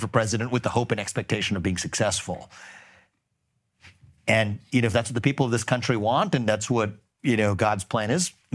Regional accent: Cincinnati, Ohio, United States; I grew up in Cincinnati.

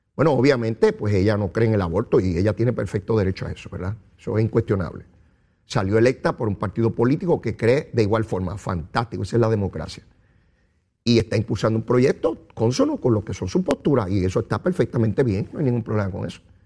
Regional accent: San Juan, Puerto Rico; Yo soy de San Juan

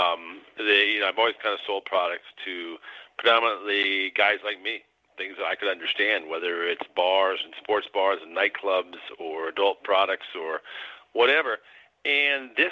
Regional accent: Illinois, United States; I'm from Illinois

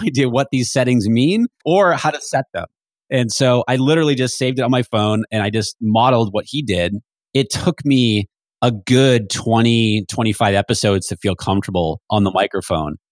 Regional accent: New Hampshire, United States; moved away; I grew up in New Hampshire

